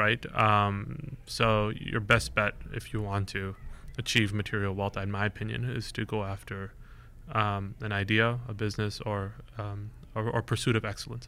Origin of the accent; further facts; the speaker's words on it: Bay Area, California, United States; I grew up here in the Bay Area